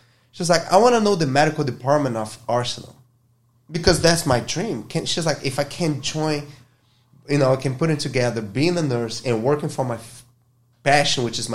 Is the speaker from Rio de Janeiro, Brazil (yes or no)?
yes; Rio de Janeiro, Brazil; English is a second language; moved away as an adult; now in United States; I'm from Brazil. I'm from Rio